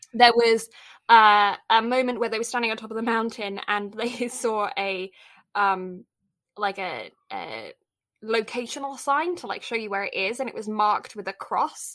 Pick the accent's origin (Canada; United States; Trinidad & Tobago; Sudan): Canada; me being Canadian